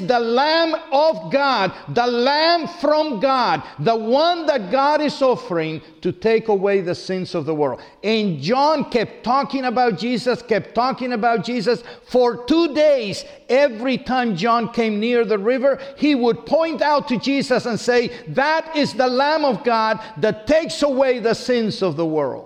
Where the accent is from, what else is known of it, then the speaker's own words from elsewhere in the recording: Cuba; I was baptized in my hometown in Cuba